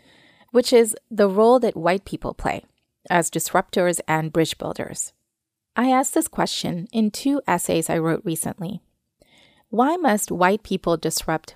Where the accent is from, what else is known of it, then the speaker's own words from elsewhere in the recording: Kentucky, United States; I'm also from Kentucky